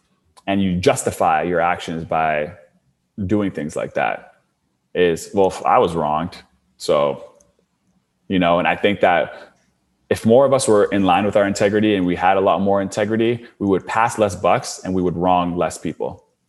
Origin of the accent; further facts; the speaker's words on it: Canada; Like I'm from Canada. This is in the States.